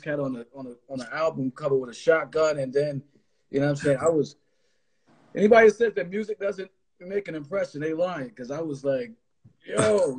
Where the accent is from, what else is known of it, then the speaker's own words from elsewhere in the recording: East Coast, United States; also born or lived in Los Angeles; I used to live out there for a minute. I got family out there, and I grew up mostly on the East Coast.